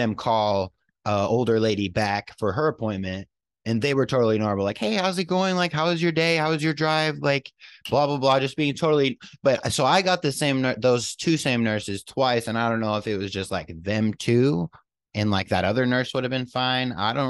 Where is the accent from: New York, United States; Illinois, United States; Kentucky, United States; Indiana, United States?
New York, United States; born there; But I'm from out of town and I was born not even in Tennessee. So I got a little loophole working with me because I was born in New York.